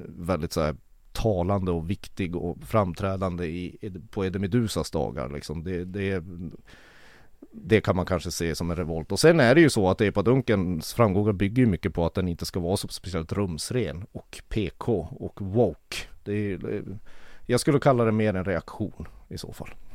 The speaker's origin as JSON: {"language": "Swedish", "town": "Kiruna", "region": "Norrbotten County", "country": "Sweden", "tie": "born or raised there", "said": "jag är född och uppvuxen i Kiruna"}